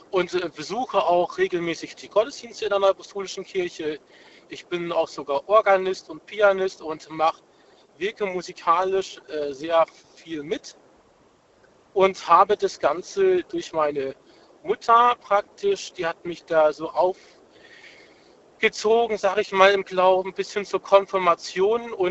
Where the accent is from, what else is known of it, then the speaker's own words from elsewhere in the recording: North Rhine-Westphalia, Germany; now in Bad Liebenzell, Germany; Ich, hi, ich bin aus Bad Liebenzell, also zu meiner Frau gezogen aus, aus NRW, also, aber ich habe mich hier schon sehr gut eingelebt.